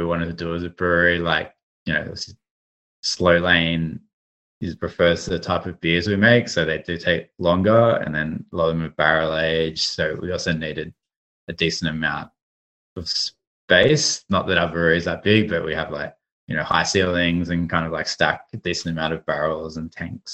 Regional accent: Sydney, New South Wales, Australia; moved away as an adult; also born or lived in New York / San Francisco; when we moved back to Sydney

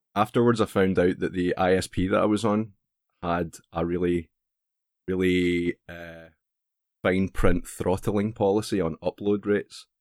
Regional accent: Scotland, United Kingdom; accent: Scottish; I'm Scottish

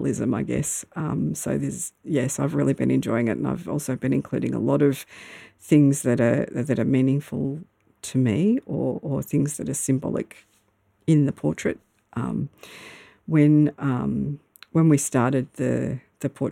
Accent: Melbourne, Victoria, Australia; moved away as an adult; now in Myrtleford, Australia; I used to live in Melbourne. I grew up in Melbourne, in the Melbourne suburbs

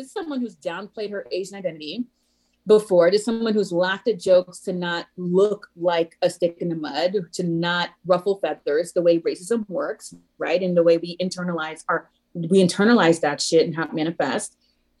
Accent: Haiti; born there; I was born in Haiti and having an immigrant childhood

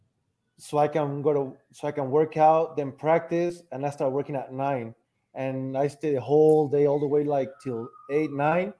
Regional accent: Aguascalientes, Mexico; I was born here in Aguascalientes, Mexico

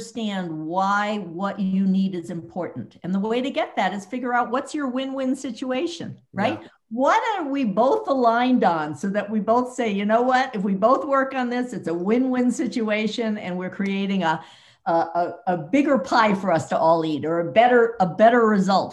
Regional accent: New York City, New York, United States; moved away as an adult; also born or lived in Boston / Bay Area; now in Silicon Valley, United States; I grew up in New York City

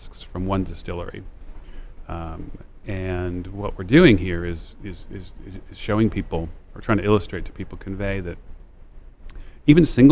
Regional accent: Minnesota, United States; moved away as an adult; also born or lived in Detroit, Michigan / New Jersey / Ohio; my formative years were spent in Minnesota

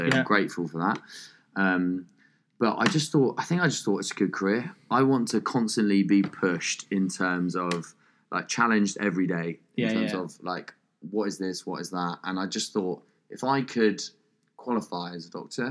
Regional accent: Norfolk, East of England, United Kingdom; I'm from Norfolk

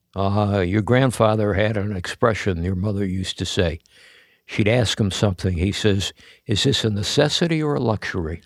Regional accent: United States; I'm an American.

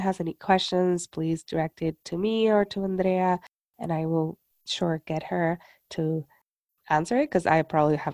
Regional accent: Puerto Rico; moved away; I'm from Puerto Rico, so also my lullabies were in Spanish

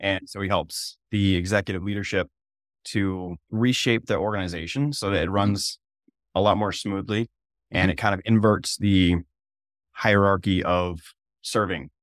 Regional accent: Maine, United States; moved away as an adult; now in South Dakota, United States; I'm originally from Maine

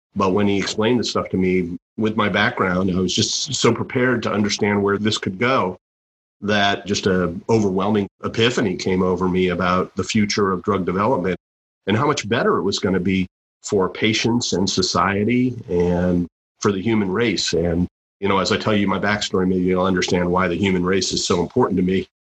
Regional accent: Lexington, Massachusetts, United States; born or raised there

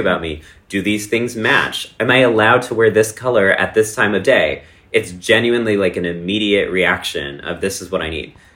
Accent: Texas, United States; moved away; my hometown in small town Texas

